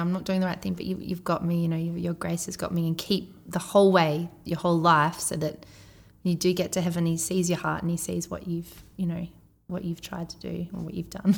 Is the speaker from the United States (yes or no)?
no; Australia; accent: Aussie